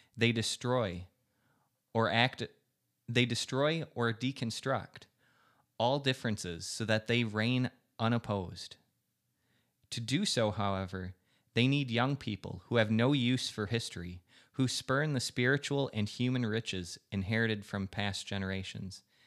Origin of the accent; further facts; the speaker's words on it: United States; as an American